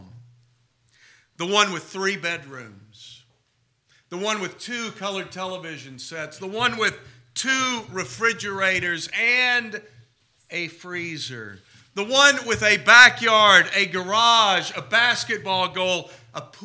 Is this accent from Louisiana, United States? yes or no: no; Texas, United States; what I grew up with here in Texas